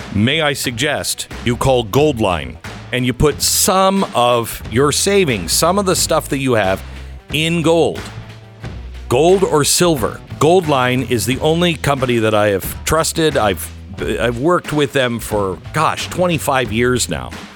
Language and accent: English; Seattle, Washington, United States; I'm from Seattle